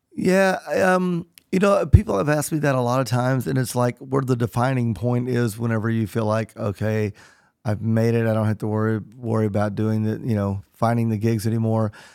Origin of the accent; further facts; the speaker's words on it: Southern Illinois, United States; moved away; also born or lived in Nashville; growing up in Southern Illinois